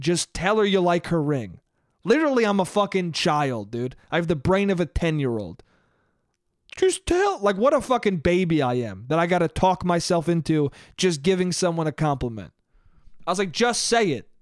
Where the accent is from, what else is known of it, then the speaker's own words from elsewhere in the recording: Westchester, New York, United States; moved away; family restaurant in my hometown